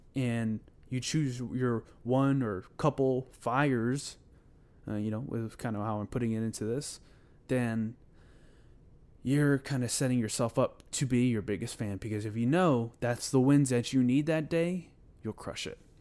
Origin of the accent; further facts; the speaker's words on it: Houston, Texas, United States; I'm from Houston, Texas